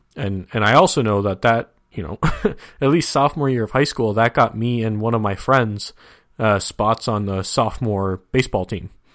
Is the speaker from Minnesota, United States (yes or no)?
yes; Minnesota, United States; moved away